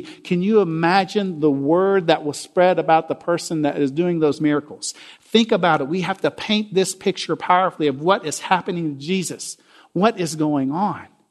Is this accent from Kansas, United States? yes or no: no; Jackson, Tennessee, United States; I came from Jackson, Tennessee. About fifty thousand people when I was growing up